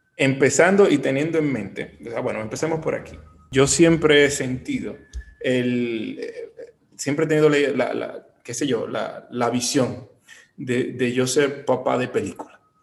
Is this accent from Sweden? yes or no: no; Bonao, Monseñor Nouel, Dominican Republic; now in Santiago, Dominican Republic; En Bonao, yo vengo de Bonao, yo soy de Bonao